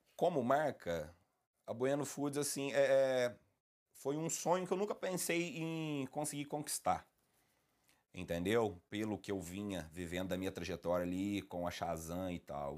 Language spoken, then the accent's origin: Portuguese; Lavras, Minas Gerais, Brazil; Sou aqui da cidade de Lavras mesmo